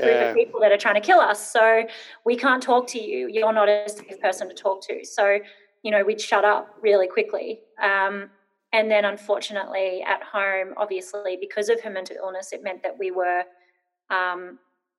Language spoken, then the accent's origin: English; Brisbane, Queensland, Australia; I grew up in Brisbane, moved around a lot. I probably moved 16 times before I turned 12.